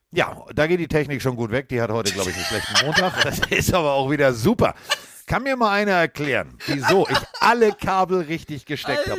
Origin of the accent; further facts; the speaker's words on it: Hamburg, Germany; ich komme aus Hamburg